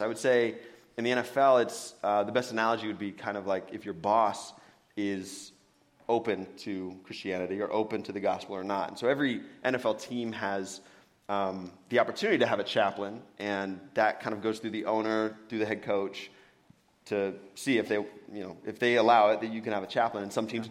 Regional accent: Benicia, California, United States; also born or lived in Santa Monica, California; born and raised in California. Born in Santa Monica, but uh, moved up here when I was young. Went to Joe Henderson Elementary.

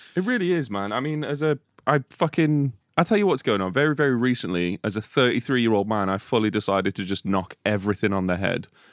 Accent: Telford, West Midlands, United Kingdom; I'm from Telford

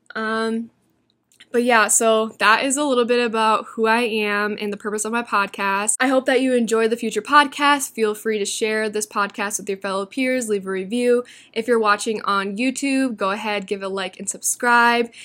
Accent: Iowa, United States; moved away as an adult; now in Arizona, United States; I'm originally from Iowa, but I moved to Arizona December of twenty twenty-one.

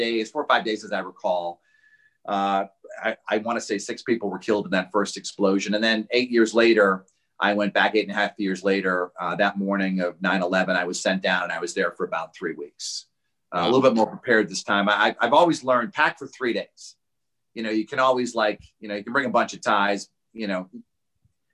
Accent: New England, United States; moved away as an adult; I took WFSB because I was from New England

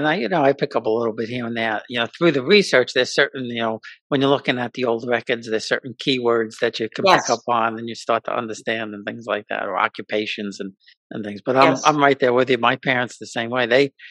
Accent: New York City, New York, United States; I grew up in Queens, New York, in College Point, which wasn't, you know, there were Italians, but it wasn't a real Italian enclave.

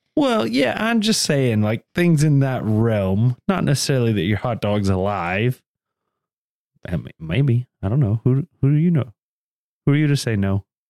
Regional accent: the South, United States; accent: Southern

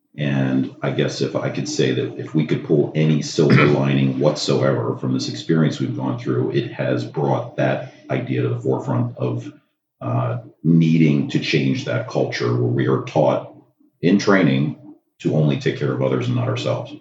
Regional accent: Maryland, United States; I come from Maryland. I have uh, my own anesthesia practice there in Maryland

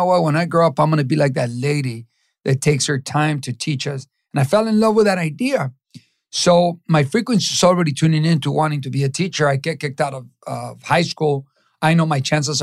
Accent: Los Angeles, California, United States; also born or lived in Mexico; I grew up in East

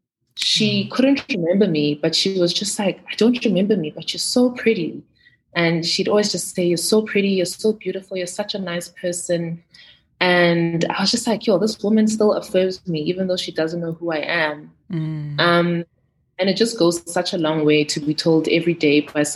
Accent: Johannesburg, Gauteng, South Africa; also born or lived in Sandton; I grew up in Soweto, first 8 years of my life. And then I moved to the Burbs with my mom.

